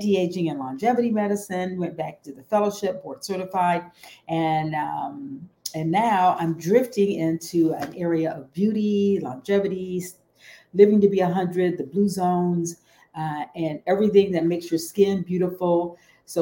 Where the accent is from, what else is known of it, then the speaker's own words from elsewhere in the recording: Detroit, Michigan, United States; also born or lived in Houston; I'm from Detroit, and I started out undergraduate school